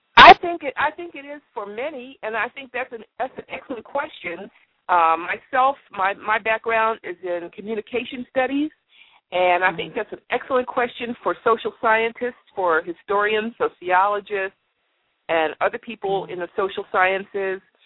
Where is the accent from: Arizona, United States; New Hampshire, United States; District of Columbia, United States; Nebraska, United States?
District of Columbia, United States; Washington; I'm from Washington. I am in Washington D.C. I'm a native Washingtonian